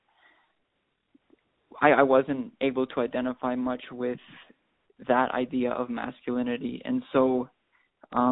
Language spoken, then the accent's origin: English; Wisconsin, United States; also born or lived in Milwaukee; growing up in Wisconsin